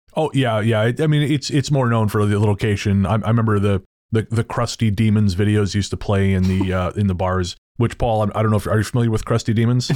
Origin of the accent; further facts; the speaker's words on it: Revelstoke, British Columbia, Canada; now in Victoria, Canada; where I grew up in Revelstoke